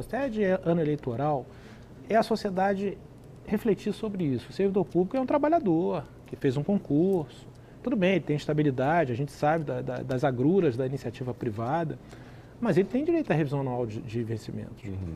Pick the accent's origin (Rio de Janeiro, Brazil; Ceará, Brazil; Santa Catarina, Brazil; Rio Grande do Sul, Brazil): Rio de Janeiro, Brazil; eu sou do Rio de Janeiro